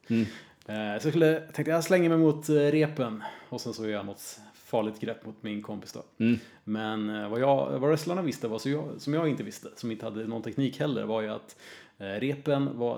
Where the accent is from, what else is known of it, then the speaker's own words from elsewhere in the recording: Örebro, Örebro County, Sweden; Ja, precis. Från början.